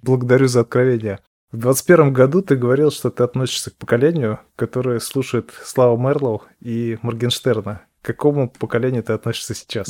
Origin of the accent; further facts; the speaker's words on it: Ufa, Bashkortostan, Russia; Я, кстати, из Уфы